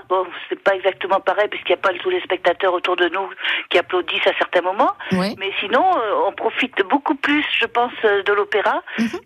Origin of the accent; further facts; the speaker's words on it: Bordeaux, Nouvelle-Aquitaine, France; moved away; moi je disons que je suis bordelaise d'origine et donc euh, régulièrement j'allais à l'Opéra de Bordeaux.